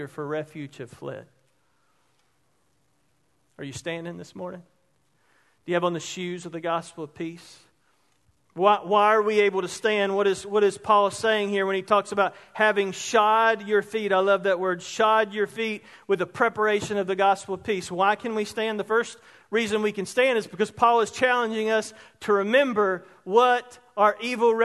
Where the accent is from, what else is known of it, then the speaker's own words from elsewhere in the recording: Roebuck, South Carolina, United States; Growing up in Roebuck, one of the greatest towns and communities in South Carolina